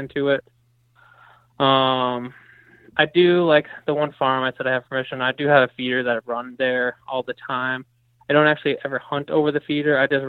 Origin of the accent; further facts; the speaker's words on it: New York, United States; So I grew up in New York, which doesn't allow baiting.